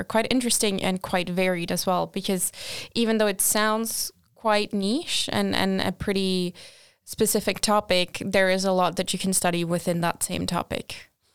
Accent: Portugal; moved away as an adult; also born or lived in Australia / Sweden; I'm originally from Portugal. That's where I did my bachelor's.

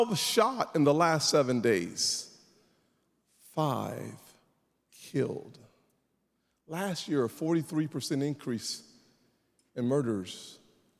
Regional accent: South Carolina, United States; I'm from South Carolina

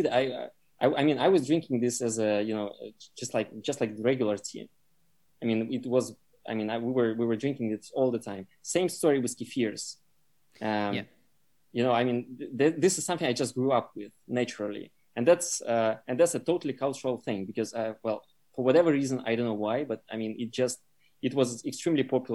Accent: Russia; moved away; I grew up in Russia

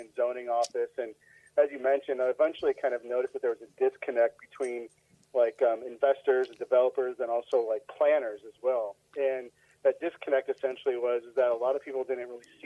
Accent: Sonoma County, California, United States; moved away as an adult; also born or lived in Humboldt State University, Northern California / east of Dallas, Texas; now in Dallas area, Texas, United States; I grew up in Sonoma County, so just north of San Francisco

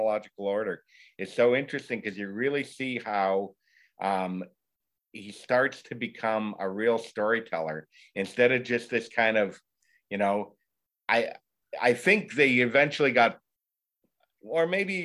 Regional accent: Windsor, Ontario, Canada; first language English; I was born and raised in Windsor, Ontario, which is, you know, across the river from Detroit

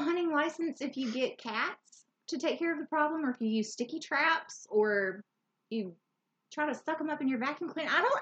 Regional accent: Louisiana, United States; we're from Louisiana and we know how to pronounce most of the areas around here

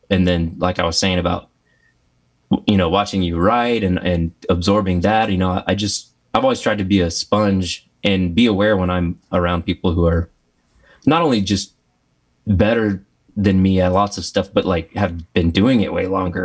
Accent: Texas, United States; I grew up in Texas

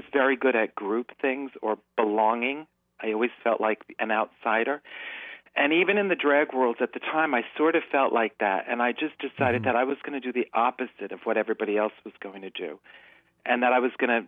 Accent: New York City, New York, United States; I grew up in the Bronx

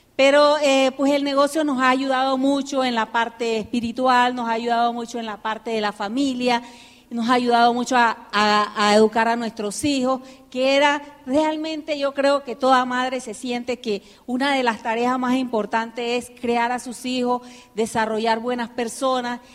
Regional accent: United States; also born or lived in Nicaragua; now in Panama; me crié en Estados Unidos

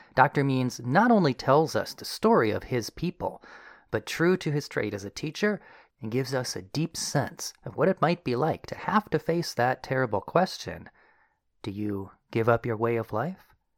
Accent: Minnesota, United States; I grew up here in Minnesota

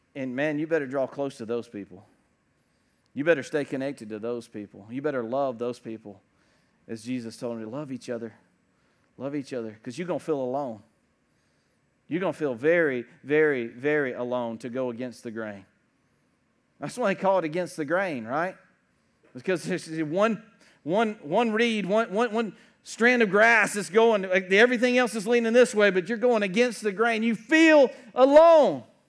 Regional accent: United States

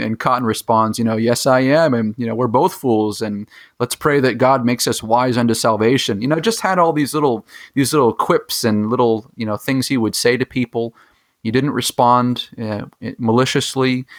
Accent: Gilmanton, New Hampshire, United States; Gilmanton, which is my hometown.

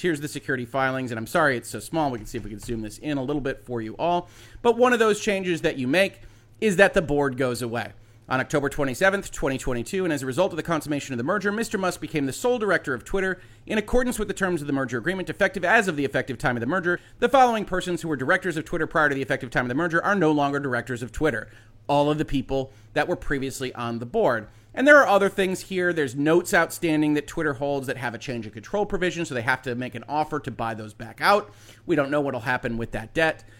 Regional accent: United States; as an American citizen

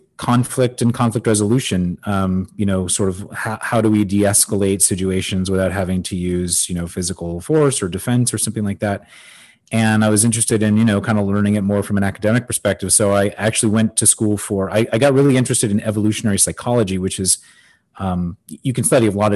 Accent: Los Angeles, California, United States; now in Miami, United States; I actually grew up in Los Angeles

